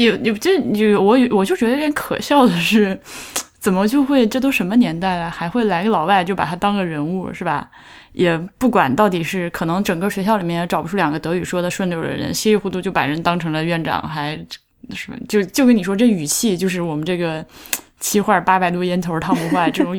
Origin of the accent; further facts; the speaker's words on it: China; 就是我们中国人民有的时候身上有一种天真，就是天真淳朴的